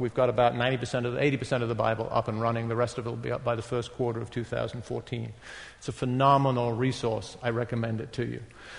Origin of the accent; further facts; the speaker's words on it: England, United Kingdom; I grew up in England. I grew up in a non-Christian home. Although we went to church, but you did that in England in the 50s.